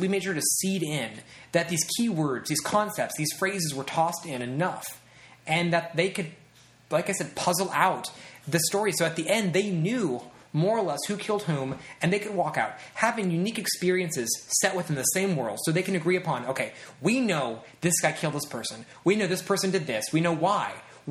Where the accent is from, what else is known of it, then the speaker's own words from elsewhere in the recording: Midwest, United States; now in Los Angeles, United States; I come from the Midwest, and being able to connect to people out here is very, very hard.